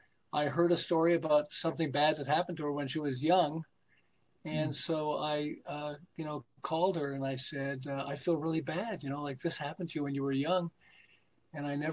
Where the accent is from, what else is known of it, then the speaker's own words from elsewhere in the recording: Montreal, Quebec, Canada; moved away as an adult; now in California, United States; I'm originally from Montreal